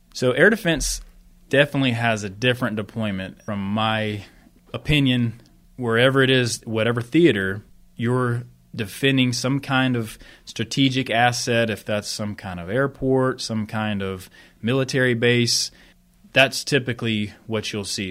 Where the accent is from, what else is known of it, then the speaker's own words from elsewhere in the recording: Sanford, North Carolina, United States; moved away as an adult; also born or lived in Texas / Qatar / Korea / Oklahoma; now in West Point, United States; I'm from Sanford, North Carolina, right outside of Fort Bragg, about forty minutes